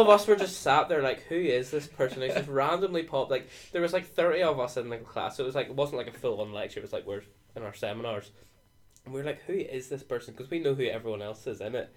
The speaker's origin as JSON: {"language": "English", "region": "Northern Ireland", "country": "United Kingdom", "said": "I'm twenty from Northern Ireland"}